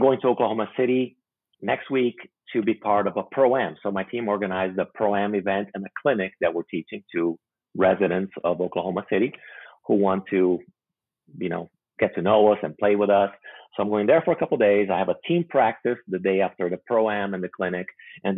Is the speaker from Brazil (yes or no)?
yes; Brazil; moved away; also born or lived in Macau; I speak Portuguese because I'm originally from Brazil.